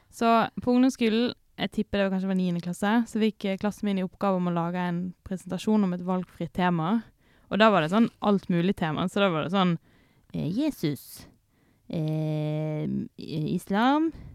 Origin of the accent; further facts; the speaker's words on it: Sotra, Vestland, Norway; jeg er fra Sotra.